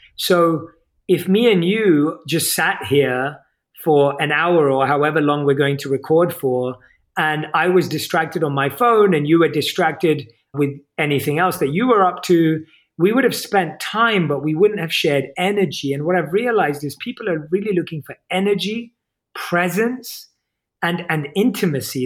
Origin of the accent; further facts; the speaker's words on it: United Kingdom; accent: British; my British accent